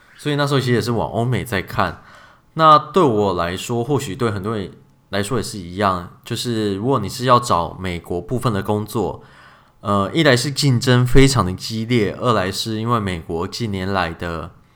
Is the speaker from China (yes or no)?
no; Taiwan; moved away as an adult; 由我们两个，应该说是旅外的台老吧